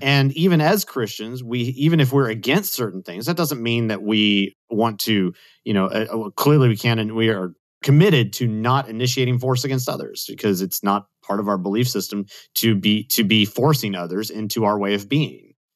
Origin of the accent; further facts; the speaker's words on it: Austin, Texas, United States; I grew up in Austin, Texas